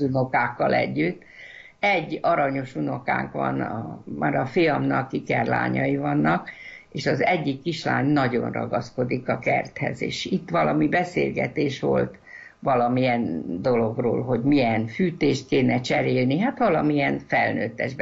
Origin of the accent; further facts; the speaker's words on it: Leányfalu, Pest, Hungary; én is itt születtem